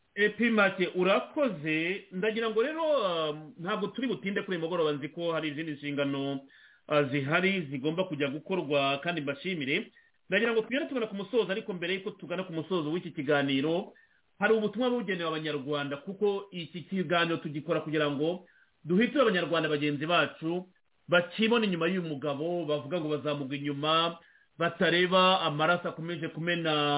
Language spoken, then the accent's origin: Kinyarwanda; Rwanda; kuri twebwe nk'abanyarwanda